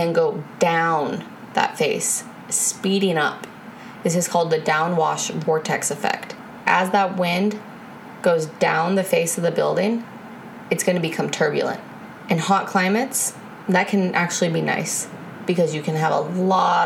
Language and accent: English; Florida, United States; moved away; I'm originally from Florida